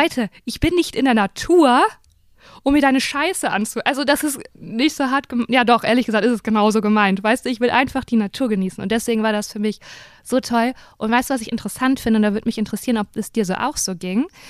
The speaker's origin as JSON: {"language": "German", "country": "Germany", "said": "dass ich Deutsche bin"}